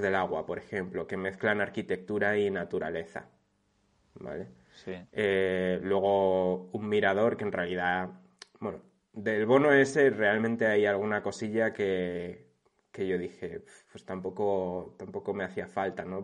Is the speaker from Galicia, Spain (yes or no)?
no; a village near Segovia, Castile and León, Spain; de mi pueblo a Segovia, que son como 15 minutos